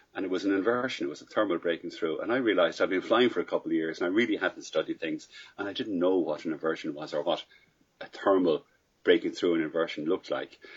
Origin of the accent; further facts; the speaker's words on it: Ireland; I'm Irish.